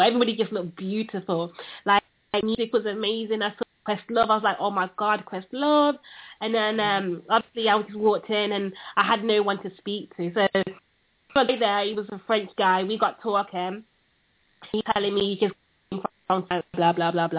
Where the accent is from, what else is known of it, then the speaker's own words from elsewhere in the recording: United Kingdom; accent: British; my British accent